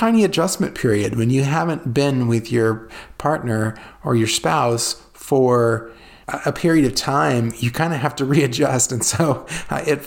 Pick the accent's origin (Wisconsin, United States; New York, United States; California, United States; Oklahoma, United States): California, United States; moved away; the canals I grew up with in California